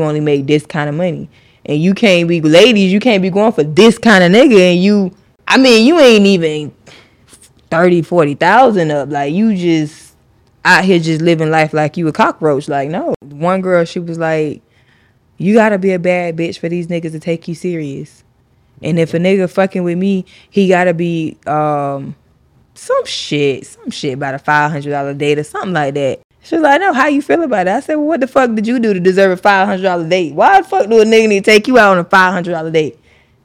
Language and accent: English; Broward County, Florida, United States; from Broward County, Florida